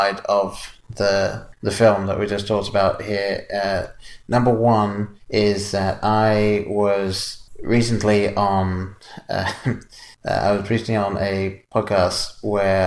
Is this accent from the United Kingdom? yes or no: yes; England, United Kingdom; growing up in England